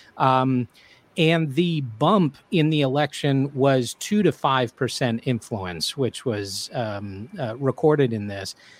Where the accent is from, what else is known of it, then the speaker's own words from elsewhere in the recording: United States; also born or lived in Europe; as an American